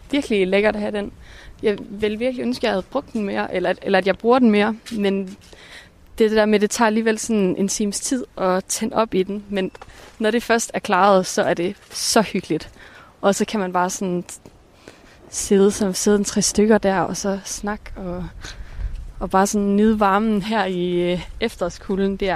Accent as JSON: {"language": "Danish", "town": "Kolding", "region": "Southern Denmark", "country": "Denmark"}